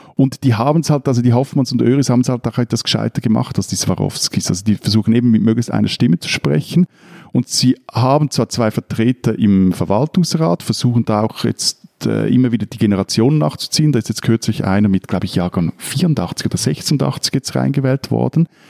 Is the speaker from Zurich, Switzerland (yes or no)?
yes; neighbouring municipality of Männedorf, Zurich, Switzerland; Der Schweizer Hauptsitz, der ist in Menedorf und ich bin da in der Nachbargemeinde aufgewachsen.